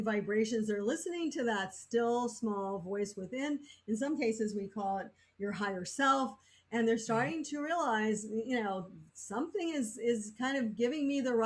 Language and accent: English; Florida, United States; I grew up in Florida